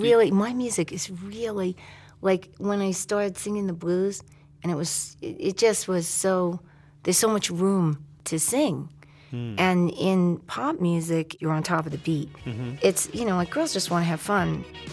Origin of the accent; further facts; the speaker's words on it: New York City, New York, United States; because I'm from Queens and Brooklyn.